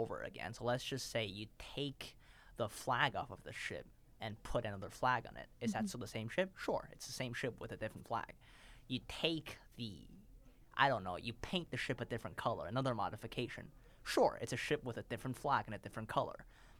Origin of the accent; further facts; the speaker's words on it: Beijing, China; born there; If you ask me who I am, okay, I was born in Beijing, but am I really from Beijing? No.